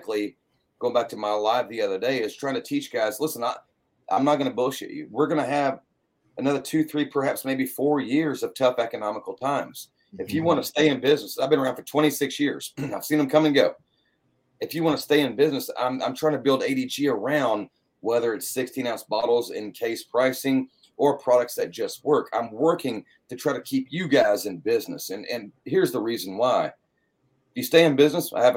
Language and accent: English; Brandenburg, Kentucky, United States; from Brandenburg, Kentucky, a town of 25,000 people in the whole county